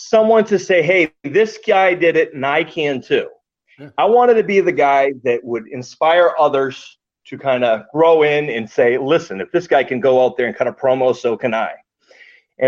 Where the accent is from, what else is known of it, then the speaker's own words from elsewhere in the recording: Ireland; I'm Irish